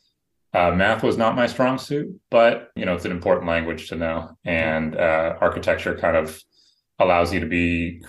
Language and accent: English; San Francisco, California, United States; I grew up in San Francisco, born and raised in the city